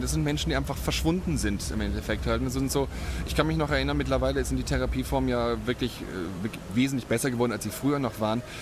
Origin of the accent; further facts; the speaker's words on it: Germany; moved away as an adult; now in Cologne, Germany; ursprünglich komme ich aus der Nähe von Bremen, aus der norddeutschen Tiefebene. Aber ich lebe jetzt seit 19 Jahren sehr glücklich in Köln